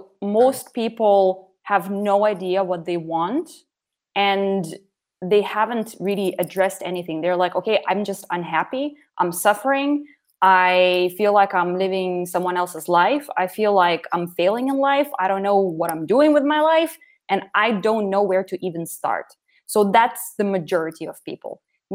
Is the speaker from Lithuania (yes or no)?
yes; Lithuania; born there; So I was born in 1989 in Soviet Union. And 1 month later, the Berlin Wall fell, and basically Soviet Union started collapsing. And Lithuania became independent about 4 or 5 months after I was born.